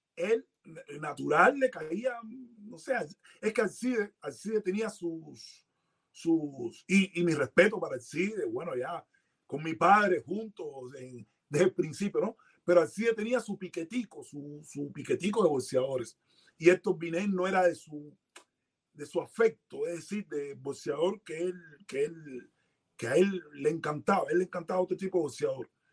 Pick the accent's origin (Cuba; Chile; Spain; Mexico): Cuba; Havana; also born or lived in Santos Suárez, Havana; yo nací en la Copa, 40A